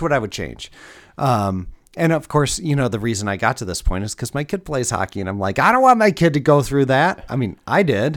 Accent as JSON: {"language": "English", "town": "Detroit", "region": "Michigan", "country": "United States", "tie": "born or raised there", "said": "growing up in Metro Detroit"}